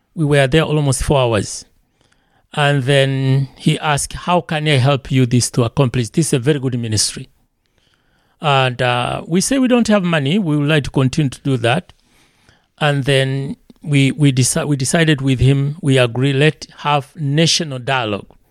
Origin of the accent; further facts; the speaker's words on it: Tanzania; moved away as an adult; now in Elkhart, United States; I'm from Tanzania.